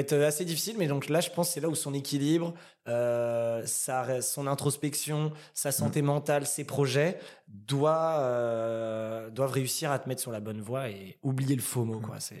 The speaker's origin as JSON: {"language": "French", "town": "Saint-Cloud", "region": "Île-de-France", "country": "France", "tie": "born or raised there", "also_born_or_lived": "Paris", "said": "je suis originaire euh, de la banlieue parisienne dans le 92, donc j'ai grandi à Saint-Cloud et après j'ai vécu très rapidement dans Paris."}